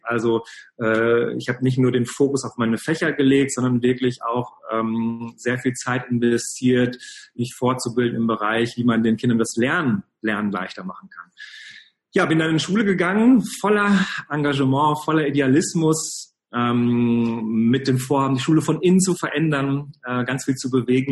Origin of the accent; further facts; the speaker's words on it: Cologne, North Rhine-Westphalia, Germany; Ich komme genau aus Köln